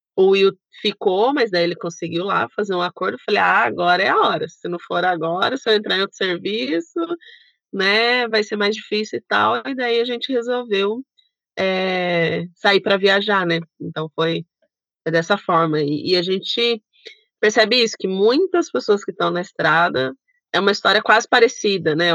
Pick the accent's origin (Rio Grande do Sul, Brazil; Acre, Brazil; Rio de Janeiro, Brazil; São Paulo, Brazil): São Paulo, Brazil; Sorocaba; Nós somos de Sorocaba